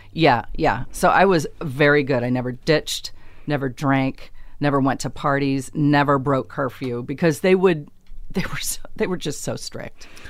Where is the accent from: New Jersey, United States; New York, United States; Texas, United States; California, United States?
California, United States; Long Beach; grew up in Long Beach. I grew up in Long Beach